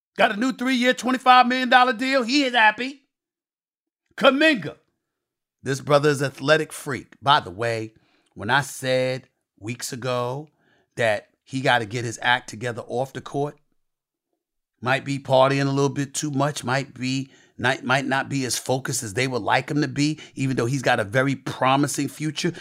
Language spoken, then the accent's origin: English; New York, United States; growing up in Hollis, Queens, New York